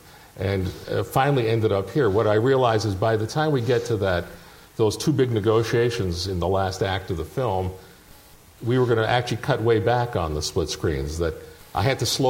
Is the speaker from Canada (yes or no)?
yes; Toronto, Ontario, Canada; I grew up in Toronto.